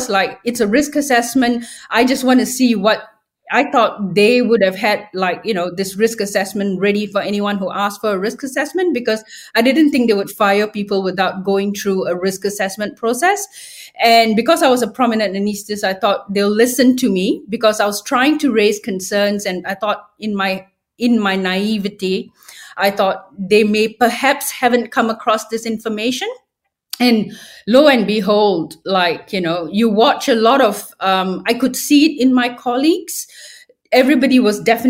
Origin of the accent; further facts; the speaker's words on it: Malaysia; moved away as an adult; also born or lived in regional Victoria, Australia; now in Australia; when I grew up in Malaysia, there was a lot of censorship